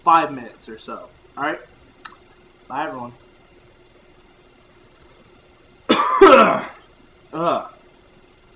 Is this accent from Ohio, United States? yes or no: no; New York, United States; also born or lived in Poughkeepsie, New York; I am from New York, born, raised, and paid, laid, and made in New York